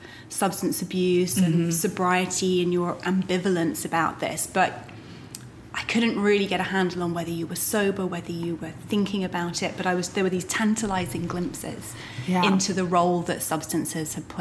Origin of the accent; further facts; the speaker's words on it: United Kingdom; now in United States; I feel as a Brit who now lives in America, I can look back on the kind of culture that I was raised